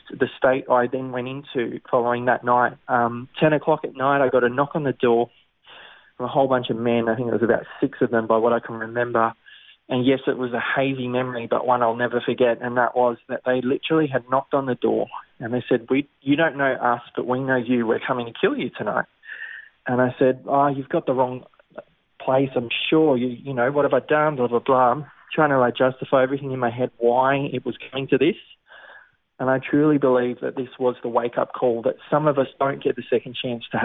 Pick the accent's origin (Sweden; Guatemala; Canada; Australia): Australia; Sydney, New South Wales; Born and raised in the Sutherland Shire